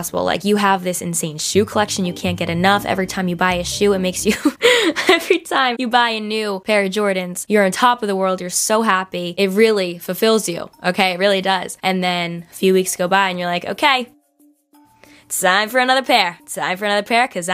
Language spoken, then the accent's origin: English; New Jersey, United States; accent: Jersey; my Jersey accent really just popped out